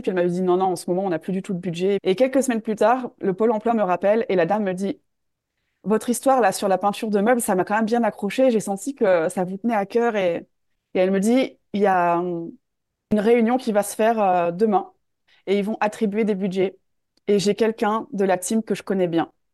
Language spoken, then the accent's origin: French; north of France, France; moved away as an adult; also born or lived in Australia / Switzerland; je suis originaire du nord de la France